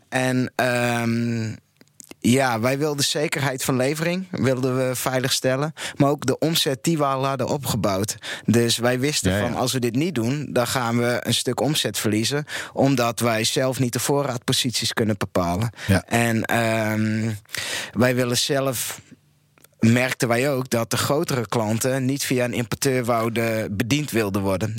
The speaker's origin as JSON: {"language": "Dutch", "region": "Friesland", "country": "Netherlands", "said": "nu ben ik zelf een Fries, maar opgevoed door een Limburgse moeder"}